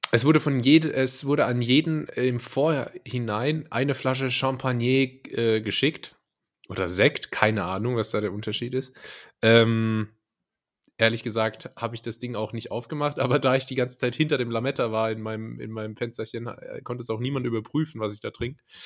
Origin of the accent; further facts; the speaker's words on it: a village near Karlsruhe, Baden-Württemberg, Germany; also ich bin auch nicht in Karlsruhe, sondern in, äh, in, dem Dorf, in einem Dorf in der Nähe, wo ich herkomme